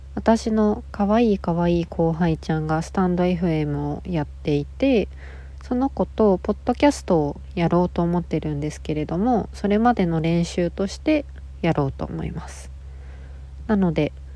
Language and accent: Japanese; Nagasaki, Japan; now in Tokyo, Japan; 1994年長崎県生まれのえっと女の子です